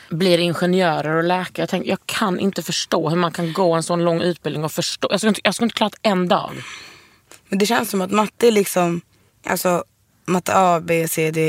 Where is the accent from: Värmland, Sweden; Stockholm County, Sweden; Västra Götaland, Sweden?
Stockholm County, Sweden; Fisksätra